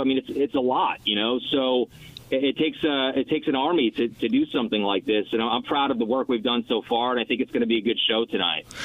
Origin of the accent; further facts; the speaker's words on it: New York City, New York, United States; moved away; I'm a New Yorker.